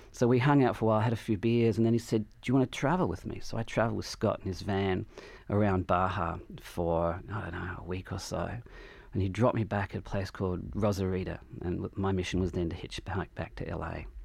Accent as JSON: {"language": "English", "town": "Adelaide", "region": "South Australia", "country": "Australia", "tie": "born or raised there", "moved": "as an adult", "said": "I had this feeling growing up in Adelaide"}